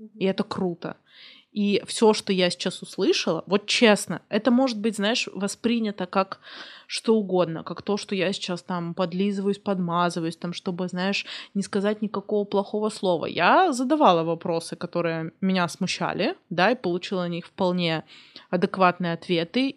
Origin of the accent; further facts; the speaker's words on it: Kursk, Kursk Oblast, Russia; я из Курска